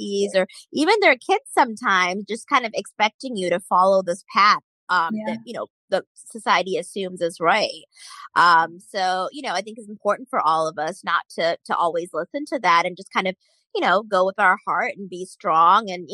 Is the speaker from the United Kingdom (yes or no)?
no; United States; as Indian Americans